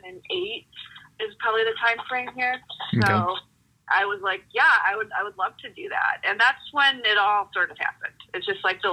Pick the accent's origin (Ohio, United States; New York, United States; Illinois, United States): Ohio, United States; now in Boulder, United States; my family growing up in Ohio